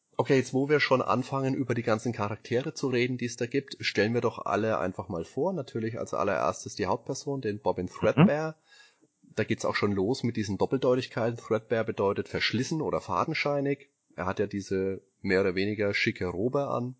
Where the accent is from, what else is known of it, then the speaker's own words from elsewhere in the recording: Bavaria, Germany; ich komme aus Bayern